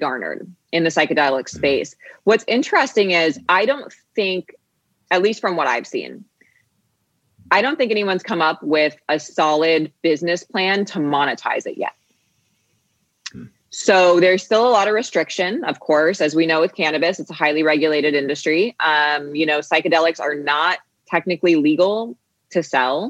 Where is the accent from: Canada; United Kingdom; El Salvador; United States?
United States; Phoenix, Arizona; also born or lived in Boston, Massachusetts; I grew up between Boston and here in Phoenix, Arizona, where I am today. I grew up in Boston for about 10 years. And then I moved out here to Arizona